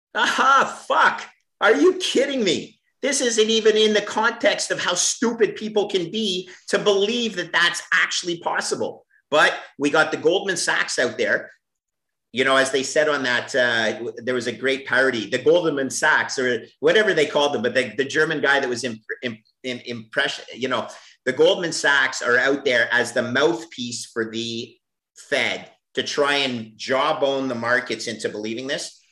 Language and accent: English; Canada; I'm Canadian